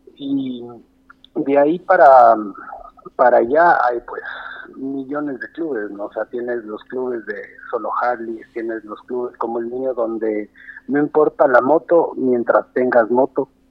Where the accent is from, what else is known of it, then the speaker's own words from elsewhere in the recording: Loja, Ecuador; also born or lived in Quito, Ecuador; now in Guayaquil, Ecuador; yo soy un lojano de nacimiento